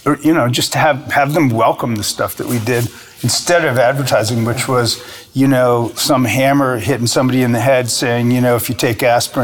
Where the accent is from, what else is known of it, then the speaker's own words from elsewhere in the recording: Rhode Island, United States; No, I grew up in Rhode Island, so I can still talk like I did when I was growing up, but I don't do that now.